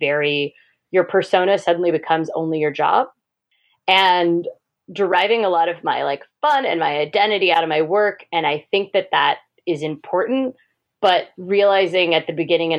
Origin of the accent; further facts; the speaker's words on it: Midwest, United States; moved away as an adult; now in Oregon, United States; I'm from the Midwest, and I was, you know, just spinning my wheels in a grocery store in the Midwest